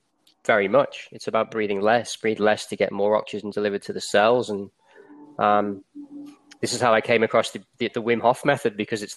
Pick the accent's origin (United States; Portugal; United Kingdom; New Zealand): United Kingdom; England; moved away as an adult; now in Australia; As you can probably tell from my accent, I'm from England originally. I moved to Australia in about 2006.